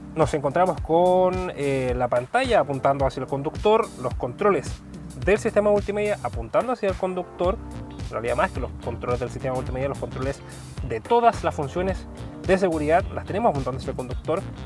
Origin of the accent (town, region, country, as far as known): Chile